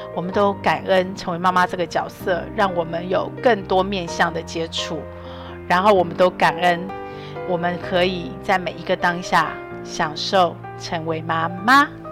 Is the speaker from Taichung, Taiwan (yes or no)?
no; Taoyuan, Taiwan; 桃园，我的故乡